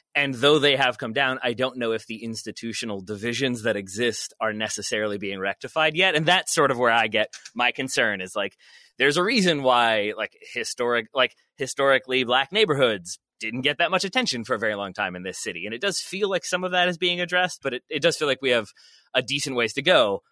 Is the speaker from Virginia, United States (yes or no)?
yes; Richmond, Virginia, United States; I am from Richmond, Virginia, moved away, moved back